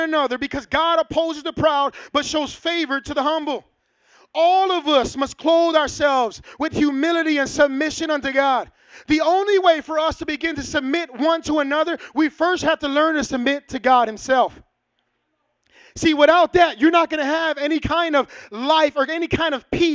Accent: Chicago, Illinois, United States; in Chicago, born and raised in Chicago, did my own dirt here

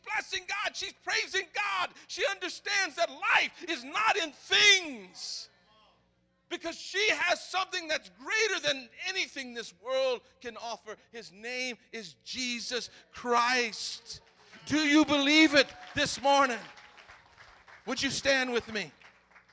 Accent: the South, United States; I'm from the South

